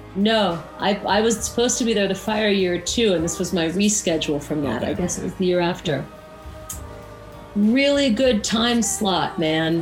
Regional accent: Woodstock, New York, United States; I come from Woodstock and I uh, was born and raised here

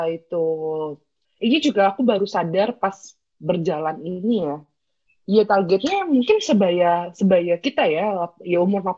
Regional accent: Bogor, West Java, Indonesia; aku kan bukan dari Jogja ya aku aku dari Bogor

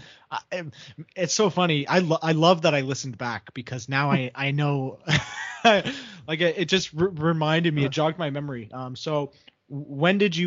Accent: Canada; Fellow Canadian

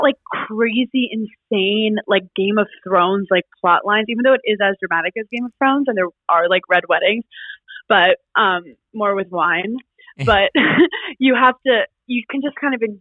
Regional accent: New York City, New York, United States; also born or lived in Queens, New York; I grew up in Brooklyn, New York, Park Slope

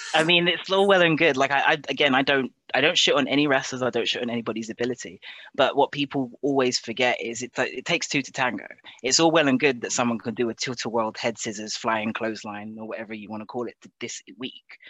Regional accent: England, United Kingdom; moved away as an adult; also born or lived in Japan; now in Scotland, United Kingdom; I was born in Britain, but I was raised in Japan

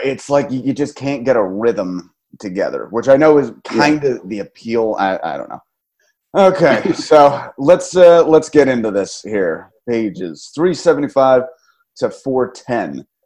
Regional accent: New Jersey, United States; my hometown

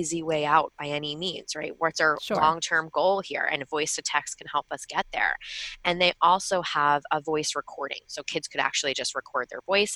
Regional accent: Long Island, New York, United States; I'm from Long Island, so sometimes I get my vowels a little, you know, a little different

